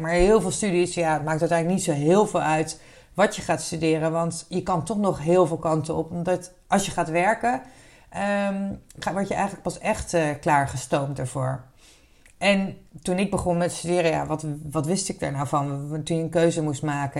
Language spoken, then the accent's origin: Dutch; Wassenaar, South Holland, Netherlands; opgegroeid in Wassenaar